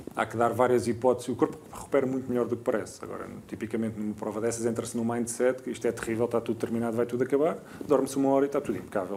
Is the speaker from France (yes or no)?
no; Alentejo, Portugal; Eu sou do Alentejo